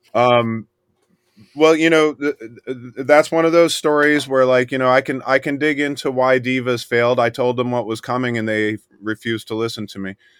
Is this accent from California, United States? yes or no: no; Miami, Florida, United States; I was born in Miami, and I grew up in the swamp